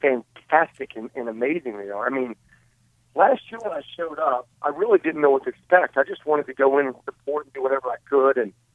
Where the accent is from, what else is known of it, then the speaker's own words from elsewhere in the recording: Princeton, West Virginia, United States; moved away; I was doing a premiere in my hometown of Princeton, West Virginia.